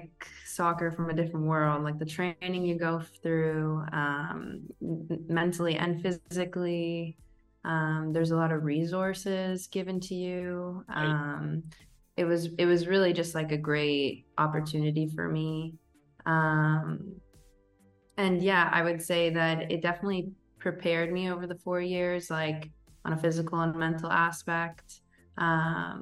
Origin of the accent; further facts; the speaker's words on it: Toronto, Ontario, Canada; moved away as an adult; also born or lived in Indiana, United States; now in Portugal; I'm from Toronto, Canada